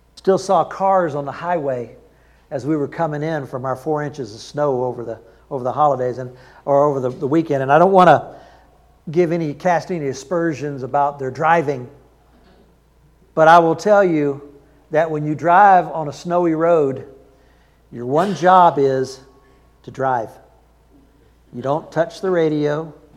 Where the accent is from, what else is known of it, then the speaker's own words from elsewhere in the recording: the South, United States; I'm from the South